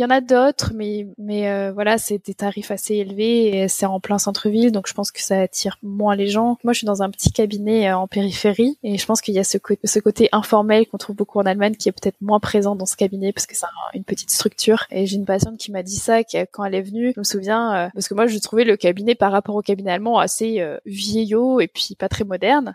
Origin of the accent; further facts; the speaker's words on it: France; moved away as an adult; also born or lived in Nantes, France; now in Munich, Germany; je suis française